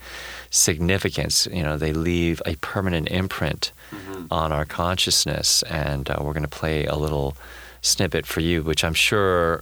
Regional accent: Philadelphia, Pennsylvania, United States; also born or lived in East Asia; growing up in Philadelphia and having come over from, you know, from East Asia

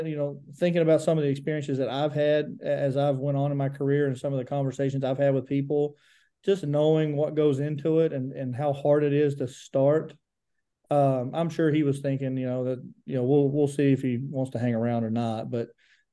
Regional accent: Grundy, Virginia, United States; moved away as an adult; now in Pikeville, United States; I'm from Grundy, Virginia, originally born and raised, and graduated from Grundy in 2006

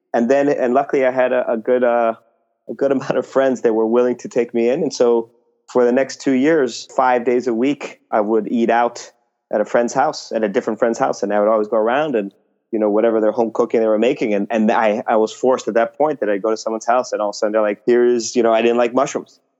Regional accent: Mexico; now in New York, United States; born and raised in Mexico

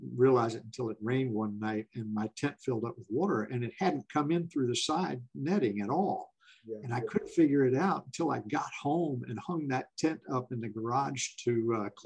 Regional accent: Florida, United States; also born or lived in Tampa, Florida; I'm from Florida

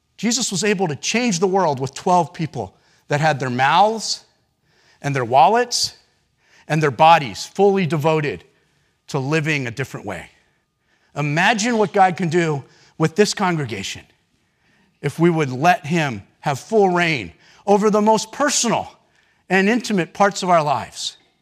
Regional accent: United States; as American Christians, me included

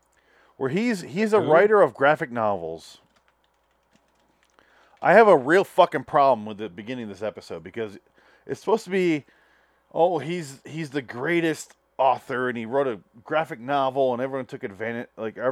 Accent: Midwest, United States; I'm from the Midwest

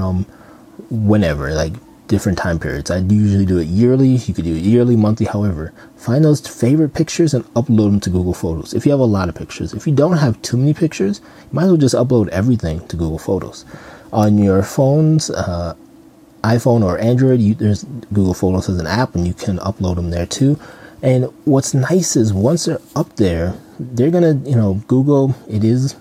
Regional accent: Minnesota, United States; I'm from Minnesota

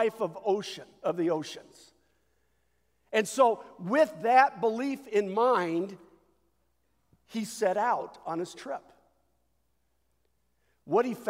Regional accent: United States; we as American Christians

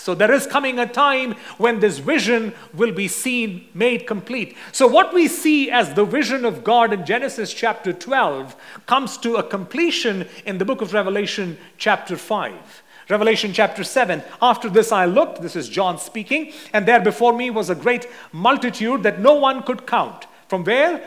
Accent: India; since I'm from India

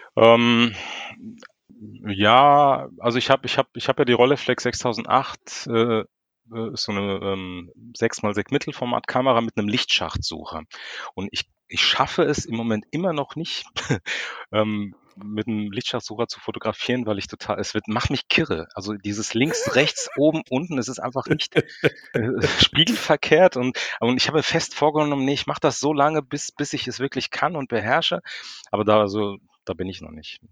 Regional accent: Frankfurt, Hesse, Germany; ich bin Frankfurter Bub, ich komme aus Frankfurt, bin hier geboren

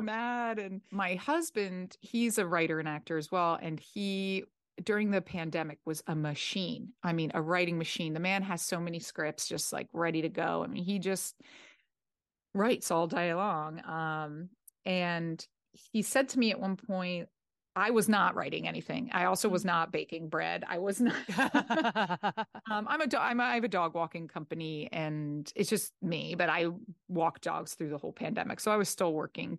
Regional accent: New Jersey, United States; now in Los Angeles, United States; I'm from South Jersey, but South Jersey is the, you know, North Jersey is more New York City and South Jersey is Philadelphia

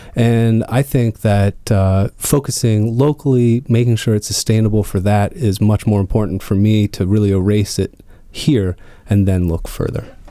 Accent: Northern Virginia, United States; also born or lived in North Carolina; I was raised here in Northern Virginia in a, uh, co-housing community right outside of Tyson's Corner

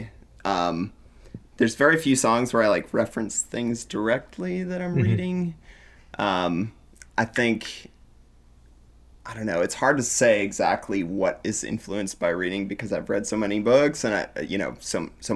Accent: United States

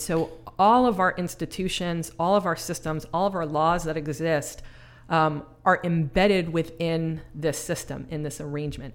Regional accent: Mount Vernon, New York, United States; accent: New York; also born or lived in Bronx, New York; now in Snohomish County, Washington, United States; I was born in the Bronx, raised in Mount Vernon, which is just north of the Bronx

